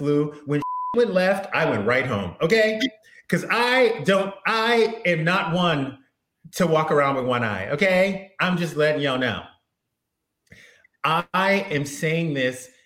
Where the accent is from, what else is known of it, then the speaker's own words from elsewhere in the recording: South Louisiana, United States; also born or lived in Beverly Hills, California; now in Los Angeles, United States; I live in California, but I grew up in South Louisiana